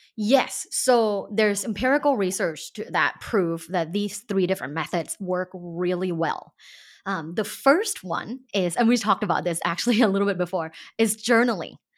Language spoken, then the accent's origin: English; Thailand; now in United States; growing up in Thailand